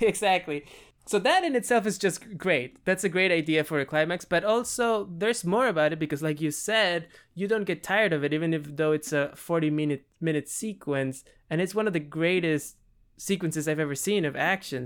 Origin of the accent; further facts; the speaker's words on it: Peru; moved away; am from South America. I'm from Peru.